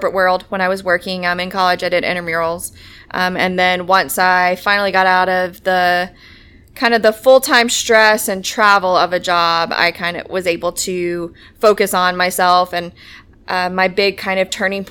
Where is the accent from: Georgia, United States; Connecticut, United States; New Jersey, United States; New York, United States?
Georgia, United States; Stockbridge; now in Atlanta, United States; I'm from Stockbridge, currently living in Atlanta